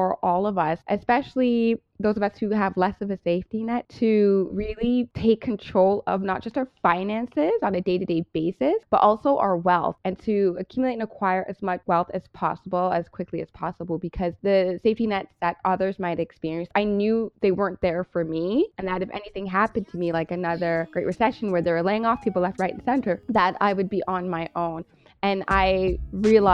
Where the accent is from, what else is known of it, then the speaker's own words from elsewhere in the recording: Brampton, Ontario, Canada; also born or lived in Toronto (Scarborough), Canada; I born and raised in Toronto. Well, I was in Toronto, Scarborough, until I was 7. And then my mom moved my brother and I to Brampton. And that's where I grew up.